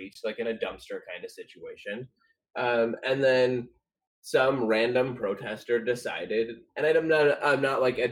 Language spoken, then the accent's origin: English; Chicago, Illinois, United States; now in Portland, United States; I come from Chicago